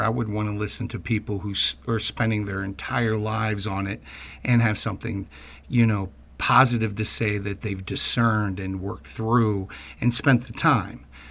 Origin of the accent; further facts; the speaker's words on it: Baltimore, Maryland, United States; my own background growing up in Baltimore